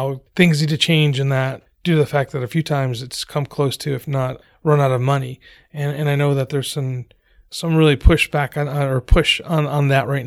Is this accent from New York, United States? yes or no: yes; Albany, New York, United States; those of us that grew up along rivers, I'm from New York, upstate New York, Albany